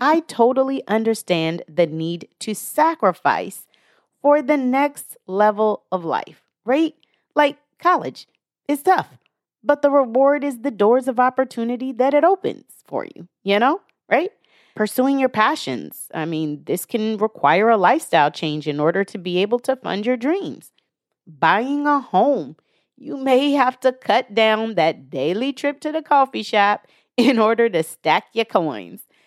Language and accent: English; the Northwest, Pacific Northwest, United States; I'm from the Northwest